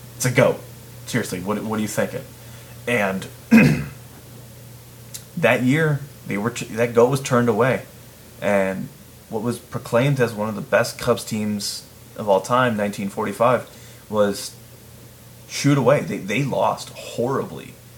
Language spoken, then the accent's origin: English; Chicago region, Illinois, United States; I'm from the Chicago region.